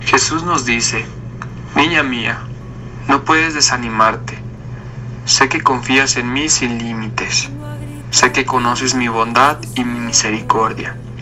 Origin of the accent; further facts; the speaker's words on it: San Miguel el Alto, Jalisco, Mexico; soy de San Miguel el Alto y tengo veintisiete años